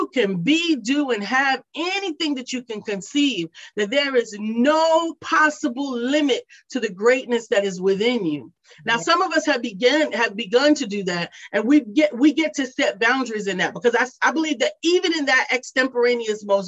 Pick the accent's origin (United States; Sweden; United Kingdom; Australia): United States; New York City, New York; moved away as an adult; now in Charlotte, United States; I grew up in New York City, to Charlotte, North Carolina